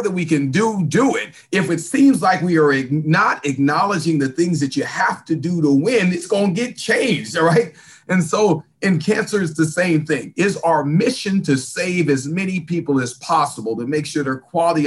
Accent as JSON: {"language": "English", "region": "California", "country": "United States", "tie": "born or raised there", "also_born_or_lived": "Salina, Kansas", "moved": "yes", "lives_now": "Atlanta, United States", "said": "I was born in a small town called Salina, Kansas. So I've got some Midwest roots, even though I grew up in California"}